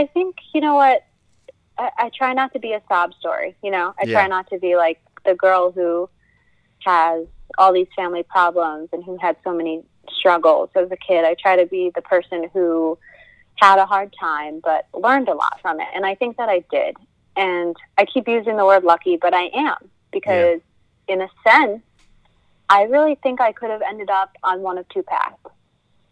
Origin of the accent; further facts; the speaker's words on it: Bartlett, Illinois, United States; also born or lived in Barrington, Illinois / Crystal Lake, Illinois; now in Portland, Maine, United States; I'm from Illinois. I grew up in the Midwest, good old Illinois cornfield central